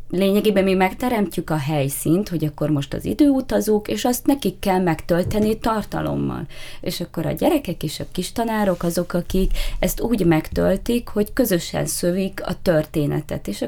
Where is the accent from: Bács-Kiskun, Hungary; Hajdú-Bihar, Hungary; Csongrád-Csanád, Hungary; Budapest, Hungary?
Hajdú-Bihar, Hungary; Hajdúnánás; now in Miskolc, Hungary; hajdonánásról érkeztem, de már nyolcadik éve itt lakom Miskolcon, tehát már azt mondhatom, hogy már Miskolci vagyok, de egy picit visszanyúlni az alföldi gyökereimhez